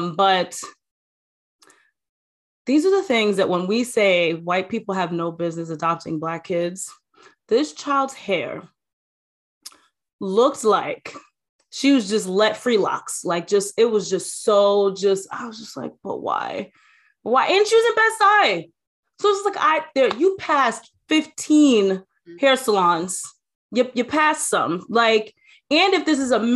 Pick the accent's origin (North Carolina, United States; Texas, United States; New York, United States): New York, United States; New York City; I spent half of my life growing up in Staten Island